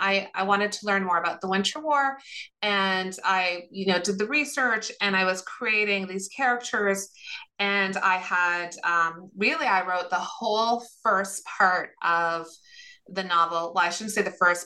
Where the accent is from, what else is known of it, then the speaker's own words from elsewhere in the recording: Sudbury, Ontario, Canada; I grew up in Sudbury, Ontario, so about 3.5 hours north of Toronto, and to Finnish parents